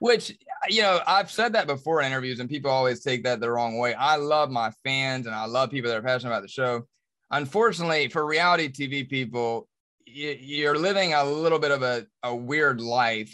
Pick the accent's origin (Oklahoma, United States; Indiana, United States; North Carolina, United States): North Carolina, United States; Charlotte; I was born and raised in Charlotte, I'm about to turn forty-two